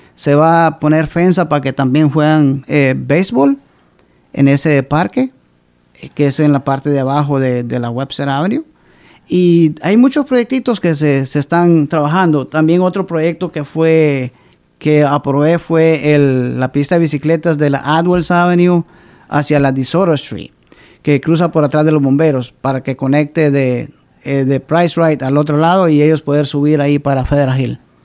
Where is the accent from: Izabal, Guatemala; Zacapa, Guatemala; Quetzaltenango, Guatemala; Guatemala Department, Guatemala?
Zacapa, Guatemala; Río Hondo; now in Providence, United States; Yo vengo del departamento de Zacapa, soy originario de Riondo